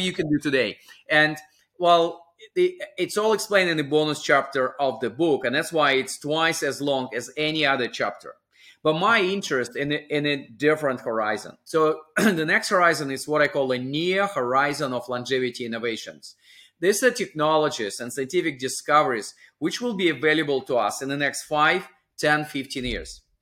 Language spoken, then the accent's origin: English; small town on the Sea of Japan, Russian Far East, Russia; moved away; my hometown was within the U S S R in the Far East, uh, just across California through Pacific Ocean